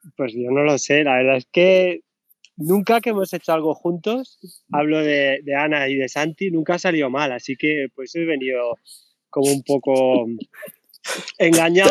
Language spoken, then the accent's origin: Spanish; Region of Murcia, Spain; si digo la primera frase en inglés, ya saben que soy murciano.